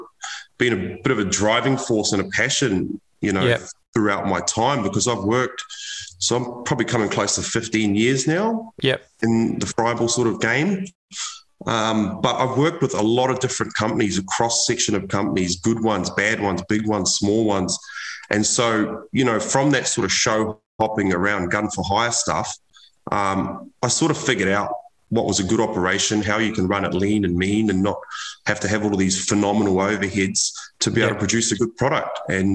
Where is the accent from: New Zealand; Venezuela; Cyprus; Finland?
New Zealand; moved away as an adult; now in Australia; I immigrated from New Zealand as a 20-year-old. I left school. I went to the Navy in New Zealand